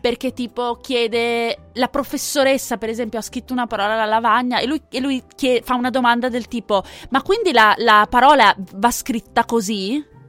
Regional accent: Veneto, Italy; io sono veneta

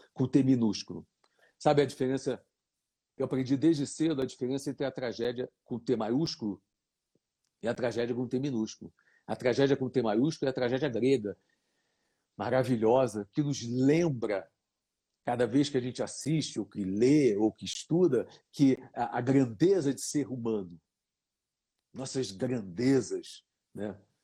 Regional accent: Brazil; sou brasileiro

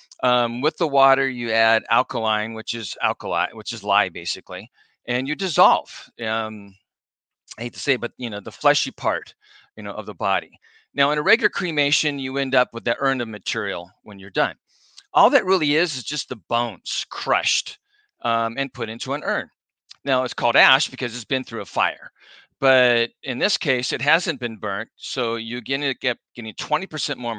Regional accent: La Mesa, California, United States; now in Orange County, United States; I grew up in La Mesa, which is out by San Diego State.

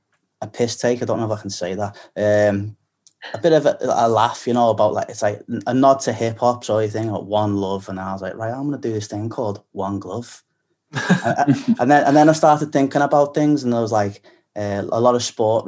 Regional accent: Liverpool, North West England, United Kingdom; accent: Scouse; moved away as an adult; now in London, United Kingdom; as a Scouser

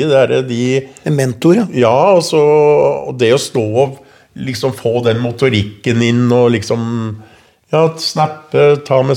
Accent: Oslo, Norway; Lammerset var jo den første drabantbyen. Det var veldig mye unge, vi var mye aktivitet. Jeg spilte jo håndball for Bekkelaget, fotball eh, og hockey for

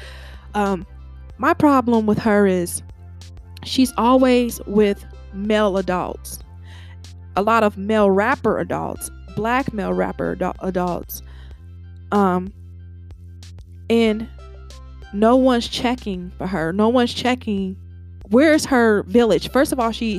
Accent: Cincinnati, Ohio, United States; I'm from Cincinnati, Ohio

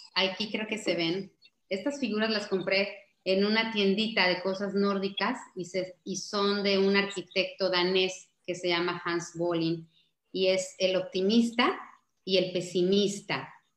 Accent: Mexico; como mexicanos

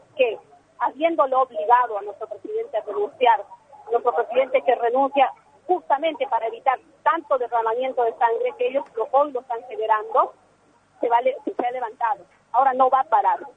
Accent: Argentina; Yo soy argentina, legítima, hija de bolivianos, o sea que por mi sangre corre Bolivia.

